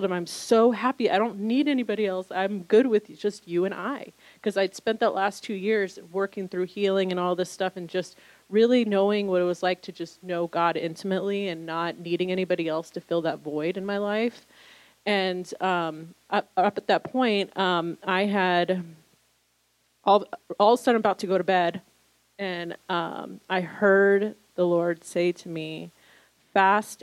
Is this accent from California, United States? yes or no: yes; Southern California, United States; born or raised there; moved away as an adult; also born or lived in New York City